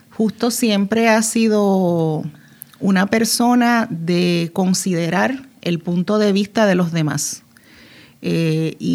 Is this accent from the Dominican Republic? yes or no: yes; Dominican Republic; now in Puerto Rico; Yo soy ah, dominicana y ah, acababa de llegar a Puerto Rico. Teníamos apenas tres años de habernos casado.